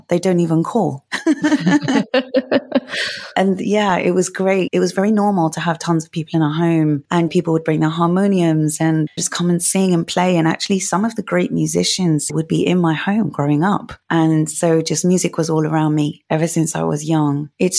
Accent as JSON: {"language": "English", "region": "London", "country": "United Kingdom", "said": "I'm from London."}